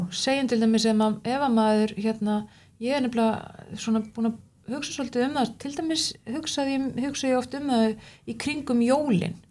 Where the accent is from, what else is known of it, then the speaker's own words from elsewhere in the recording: Suðureyri, Westfjords, Iceland; ég er náttúrulega frá Suðuriri sem er lítill bær